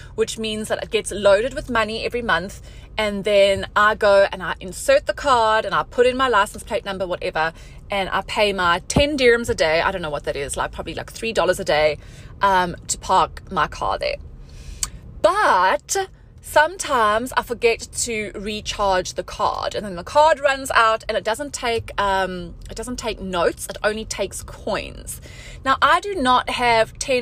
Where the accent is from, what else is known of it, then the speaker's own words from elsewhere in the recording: South Africa; moved away as an adult; now in Dubai, United Arab Emirates; I'm from South Africa. I have a South African passport